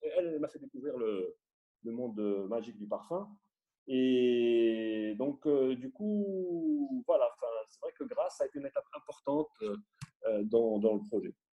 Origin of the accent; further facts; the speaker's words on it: Morocco; j'étais du Maroc